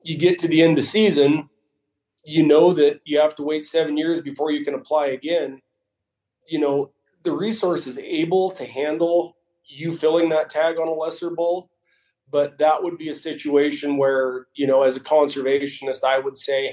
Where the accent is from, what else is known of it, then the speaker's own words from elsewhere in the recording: Oregon, United States; I grew up in Oregon